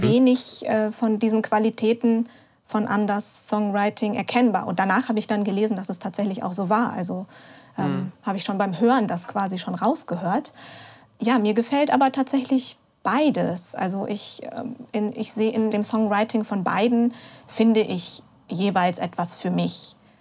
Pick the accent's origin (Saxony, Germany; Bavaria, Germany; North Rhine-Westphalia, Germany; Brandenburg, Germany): North Rhine-Westphalia, Germany; Ich komme ja aus der Region